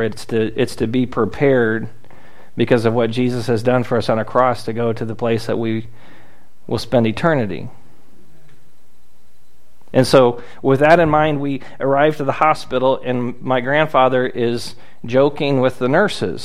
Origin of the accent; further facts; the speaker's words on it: South Florida, United States; I grew up in South Florida.